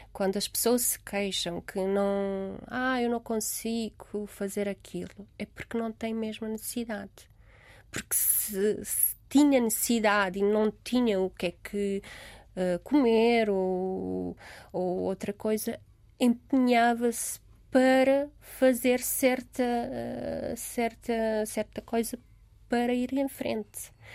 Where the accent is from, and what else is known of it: Romania; born or raised there; Portuguese is a second language; moved away as an adult; now in Lisbon, Portugal